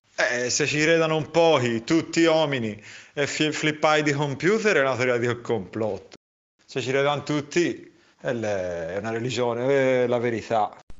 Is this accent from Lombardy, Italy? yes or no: no; San Casciano in Val di Pesa, Tuscany, Italy; siamo di San Casciano